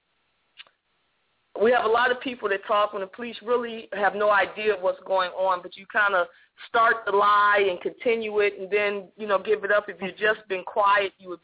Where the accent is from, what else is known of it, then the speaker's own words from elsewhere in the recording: Ohio, United States; now in Georgia, United States; I'm originally from Ohio